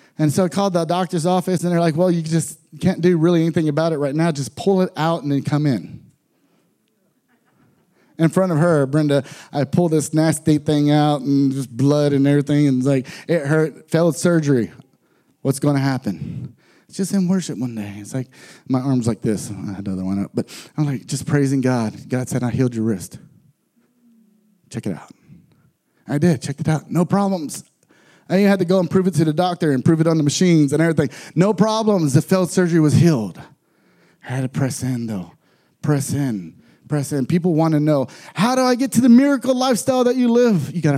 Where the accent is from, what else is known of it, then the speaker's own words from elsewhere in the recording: Texas, United States; I'm from Texas, so we don't go skiing very much. I'm from a very poor area in Texas, and I end up moving and being in foster families.